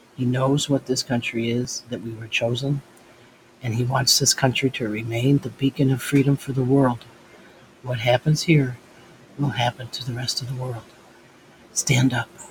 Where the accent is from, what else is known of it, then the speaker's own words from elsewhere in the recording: United States; being an American child, an American